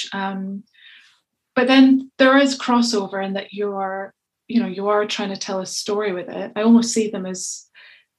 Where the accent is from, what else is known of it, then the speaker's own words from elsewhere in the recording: Scotland, United Kingdom; accent: Scottish; my Scottish accent's fairly unintelligible